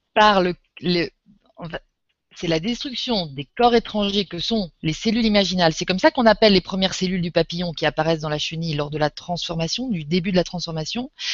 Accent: Normandy, France; Je suis euh, française, je suis normande. Je suis en Normandie là

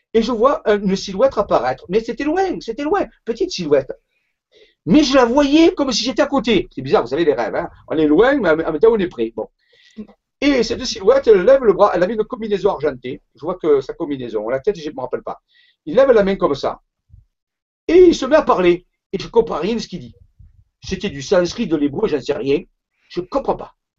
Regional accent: Marseille, Provence-Alpes-Côte d'Azur, France; also born or lived in Saint-Raphaël; je suis né à Marseille

